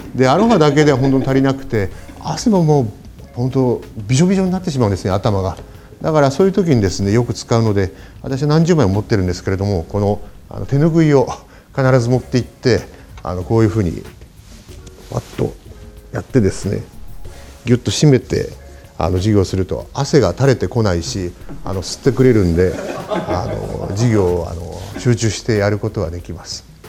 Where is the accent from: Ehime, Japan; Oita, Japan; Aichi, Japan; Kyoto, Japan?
Oita, Japan; Beppu; moved away; 私のあの故郷の大分県の別府市